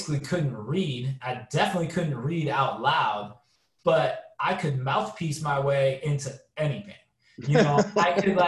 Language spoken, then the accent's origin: English; San Francisco, California, United States; growing up in San Francisco in the early and mid 90s